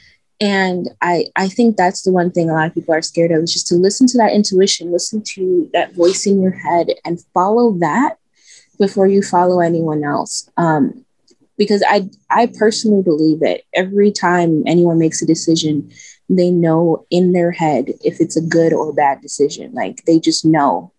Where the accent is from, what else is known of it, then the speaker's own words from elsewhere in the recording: Chicago, Illinois, United States; I'm from Chicago. I'm from the south side of Chicago, back of the Yards neighborhood